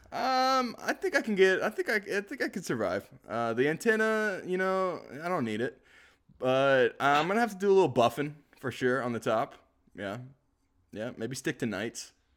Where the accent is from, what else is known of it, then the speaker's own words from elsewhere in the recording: the South, United States; I'm from the South